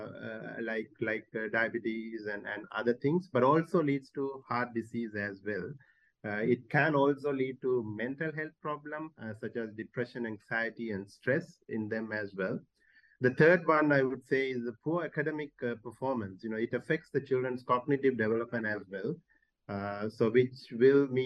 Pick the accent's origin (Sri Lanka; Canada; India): Sri Lanka; I'm from Sri Lanka